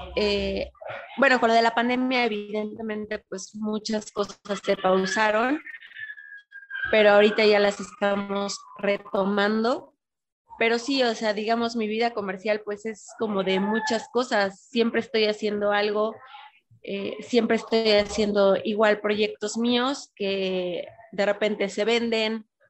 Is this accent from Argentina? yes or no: no; northern border, Mexico; now in Puebla, Mexico; vivía en la frontera